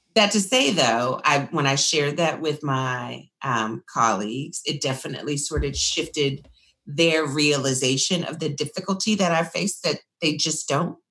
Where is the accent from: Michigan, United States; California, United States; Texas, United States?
Texas, United States; Austin; born or raised there